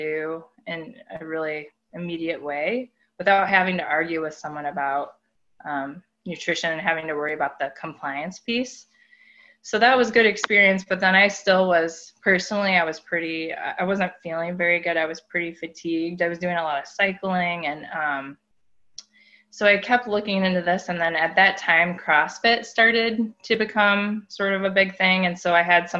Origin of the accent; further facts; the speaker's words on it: Midwest, United States; I grew up in the Midwest in a small town